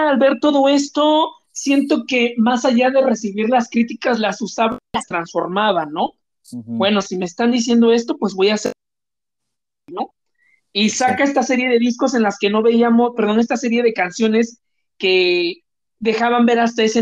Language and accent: Spanish; Veracruz, Mexico; moved away; cuando yo salí de Veracruz y viajé a la Ciudad de México, llegué sin conocer a nadie en la Ciudad de México.